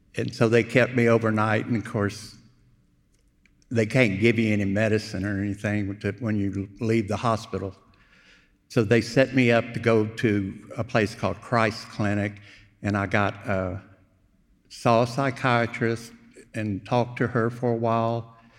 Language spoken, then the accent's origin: English; Houston, Texas, United States; also born or lived in Wimberley, Texas; I was born in Houston, uh, moved to Wimberley, went to high school up there, uh, came back to Houston